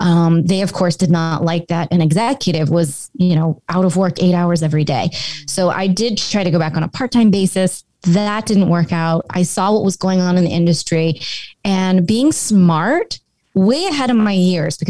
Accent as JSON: {"language": "English", "area": "Cape Cod", "region": "Massachusetts", "country": "United States", "tie": "born or raised there", "also_born_or_lived": "Boulder, Colorado", "moved": "as an adult", "said": "I grew up on Cape Cod"}